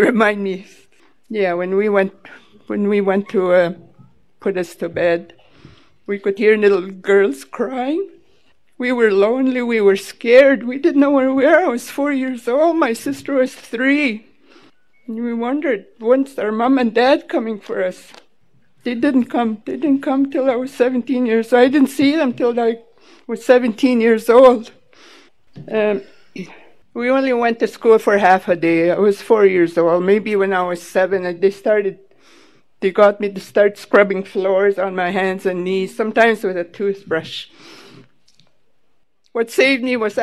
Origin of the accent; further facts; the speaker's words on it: Manitoba, Canada; first language Ojibwe; English is a second language; now in Vancouver, Canada; I come from a little res called Sagging in Manitoba